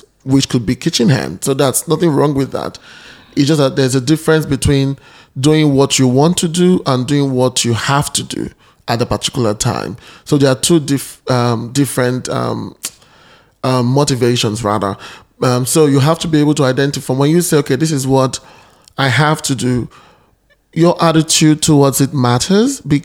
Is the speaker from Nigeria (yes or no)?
yes; Nigeria; moved away as an adult; now in Australia; I'm Nigerian by birth and now an Australian citizen